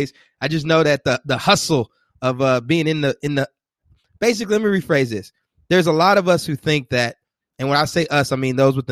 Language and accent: English; College Station, Texas, United States; I'm actually from College Station, Texas